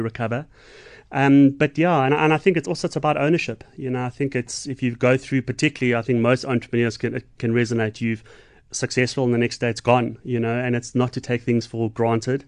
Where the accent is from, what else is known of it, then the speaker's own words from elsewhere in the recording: Johannesburg, Gauteng, South Africa; now in Umhlanga, South Africa; I'm from Joburg, but I'm a Stormers boy